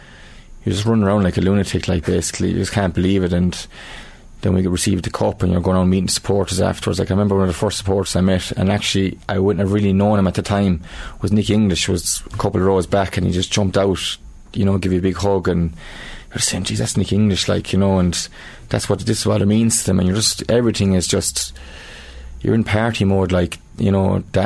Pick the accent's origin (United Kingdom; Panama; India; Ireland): Ireland; Thurles, Munster; I'm from Turles, so I'm living in town